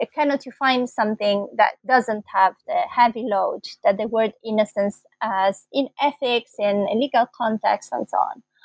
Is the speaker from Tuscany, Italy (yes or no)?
no; Bologna, Emilia-Romagna, Italy; moved away as an adult; also born or lived in London, United Kingdom; I'm Italian. I was born in Bologna, and that's where I did my first degree in philosophy here in Italy